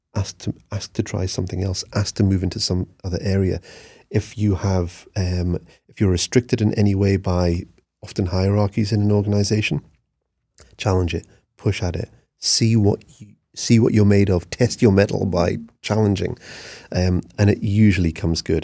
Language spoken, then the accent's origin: English; Newcastle upon Tyne, North East England, United Kingdom; I'm a grafter. I'm from Newcastle